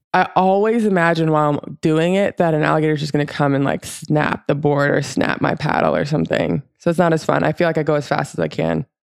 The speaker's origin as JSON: {"language": "English", "region": "Florida", "country": "United States", "tie": "born or raised there", "said": "growing up in Florida, paddleboarding is, like, a pretty normal thing that people"}